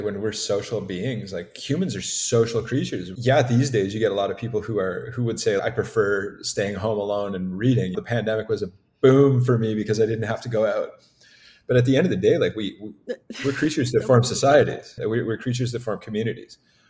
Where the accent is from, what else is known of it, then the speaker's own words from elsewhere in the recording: Canada; Like, it's more important that just based on the territories here, we're Canadian.